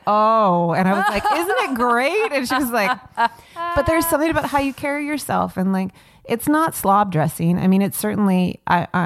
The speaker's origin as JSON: {"language": "English", "town": "Long Beach", "region": "California", "country": "United States", "tie": "born or raised there", "said": "I grew up in Long Beach and I lived in Long Beach and I came to LA for work all the time"}